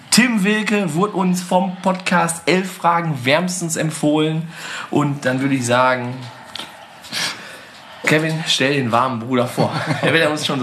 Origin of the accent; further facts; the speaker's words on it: Scherpenberg, North Rhine-Westphalia, Germany; Ja, ich komme auch aus Scherpenberg auch noch kurz vorbei.